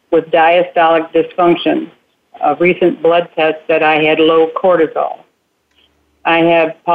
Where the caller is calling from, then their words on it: Rockwall, Texas, United States; from Rockwall, Texas.